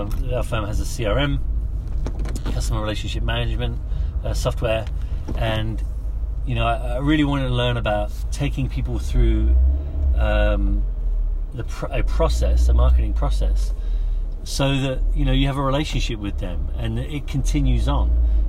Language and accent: English; London, United Kingdom; moved away as an adult; also born or lived in Darlington, England / Orange County, California; I grew up in London